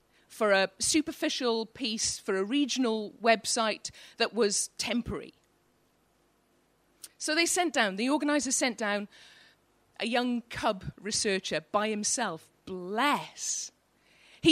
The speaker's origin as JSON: {"language": "English", "area": "Welsh", "region": "Wales", "country": "United Kingdom", "moved": "yes", "lives_now": "Newcastle upon Tyne, United Kingdom", "said": "I'm Welsh"}